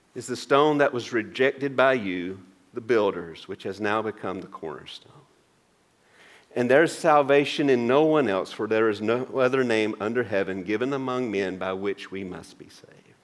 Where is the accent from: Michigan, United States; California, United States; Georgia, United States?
Georgia, United States; Maysville; driving home from University of Georgia in Athens to my hometown of Maysville